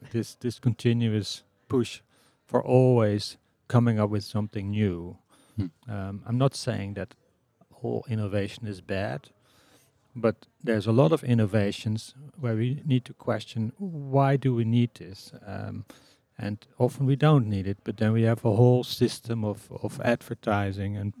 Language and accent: English; Amsterdam, North Holland, Netherlands; I come from the Netherlands. Was born in Amsterdam.